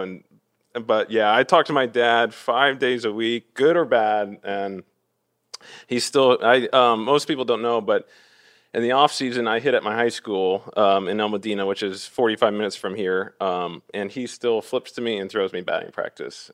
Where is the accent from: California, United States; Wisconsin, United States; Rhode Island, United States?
California, United States; Orange; also born or lived in Fountain Valley, California / Villa Park, California; now in Los Angeles, United States; I grew up in Orange, um, which is, you know, about ten minutes from Angel Stadium